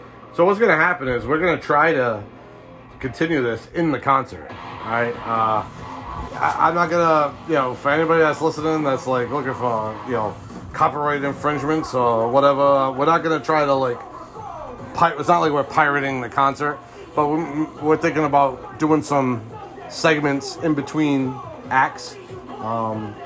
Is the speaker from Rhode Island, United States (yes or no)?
yes; Rhode Island, United States; I grew up in Rhode Island